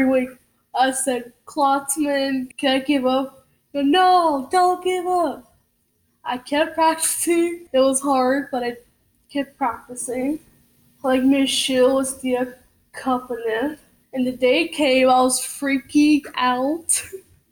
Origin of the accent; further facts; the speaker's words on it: Plainview, Texas, United States; now in Lubbock, United States; I was born and raised in Plainview, Texas